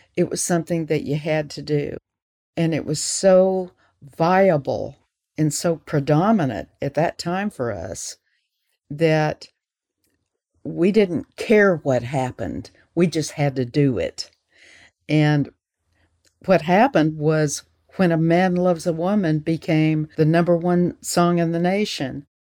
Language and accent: English; Florence, Alabama, United States; moved away as an adult; also born or lived in California; I was born in Florence, Alabama, and this is where I live right now.